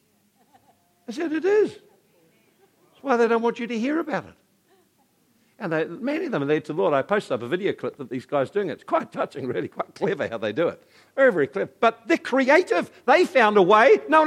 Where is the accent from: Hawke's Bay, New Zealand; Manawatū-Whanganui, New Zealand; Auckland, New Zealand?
Hawke's Bay, New Zealand; Napier; now in Hastings, New Zealand; I grew up in Napier